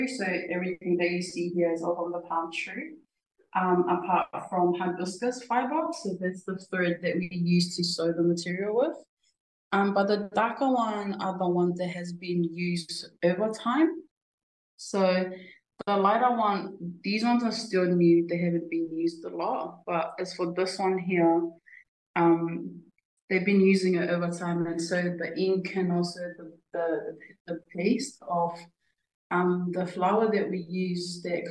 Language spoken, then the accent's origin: English; Tonga; moved away; being a little kid growing up in Tonga.